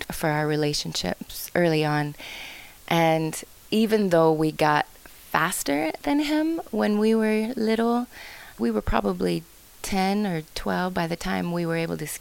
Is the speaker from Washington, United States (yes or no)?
yes; Issaquah, Washington, United States; I grew up outside of Seattle in a small hamlet called Issaquah